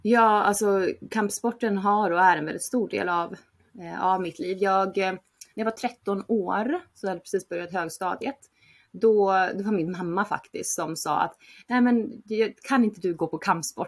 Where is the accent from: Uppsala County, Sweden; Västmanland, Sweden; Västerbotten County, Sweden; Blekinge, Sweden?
Uppsala County, Sweden; Uppsala; moved away as an adult; also born or lived in Barcelona, Spain; jag är från Uppsala, uppvuxen där